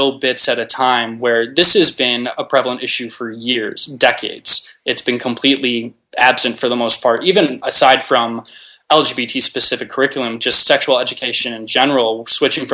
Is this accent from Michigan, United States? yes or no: yes; 35 miles north of Detroit, Michigan, United States; moved away as an adult; also born or lived in Maryland / Chicago, Illinois; I actually grew up in a small town, small rural town on the border of Michigan and Canada along the river there, about 35 miles north of Detroit. Spent 18 years of my life there.